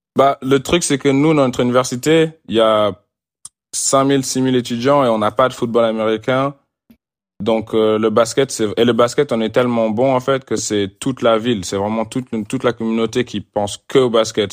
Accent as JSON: {"language": "French", "country": "France", "moved": "yes", "said": "en tant que Français"}